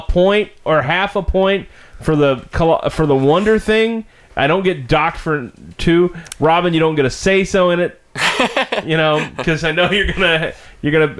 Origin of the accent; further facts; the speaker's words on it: Alvin, Texas, United States; we're from Alvin